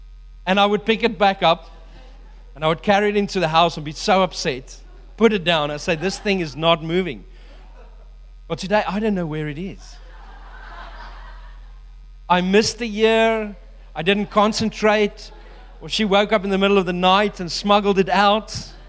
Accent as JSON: {"language": "English", "country": "New Zealand", "said": "And so the World Cup is coming up at the end of the year, and I'm so excited because I'm a Kiwi, can't wait to watch it."}